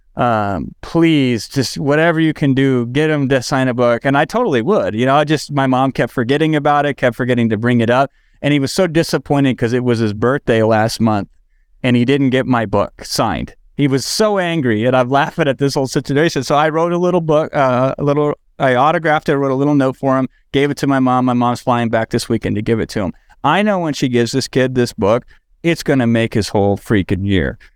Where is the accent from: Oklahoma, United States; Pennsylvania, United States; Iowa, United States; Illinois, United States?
Iowa, United States; now in Los Angeles, United States; I'm in Los Angeles now, but I grew up in Iowa.